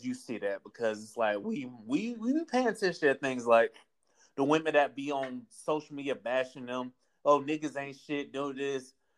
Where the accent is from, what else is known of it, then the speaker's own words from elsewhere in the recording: Florida, United States; accent: Southern; also born or lived in North Carolina / Georgia / Texas / Tallahassee, Florida; I'm born and raised in Florida.